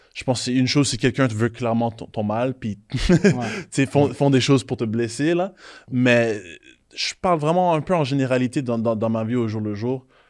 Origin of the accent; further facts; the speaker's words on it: Haiti; Moi, je suis haïtien